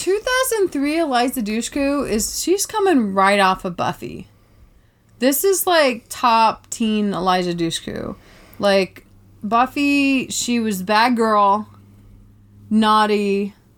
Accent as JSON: {"language": "English", "town": "Tybee Island", "region": "Georgia", "country": "United States", "said": "I came from Tybee Island, Georgia"}